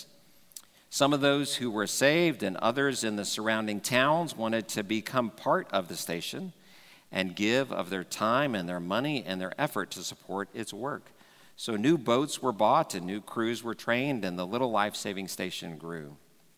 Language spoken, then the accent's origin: English; Dallas, Texas, United States; growing up in Texas, and Texas is kind of the belt buckle, claim that sometimes, or Dallas especially, where I grew up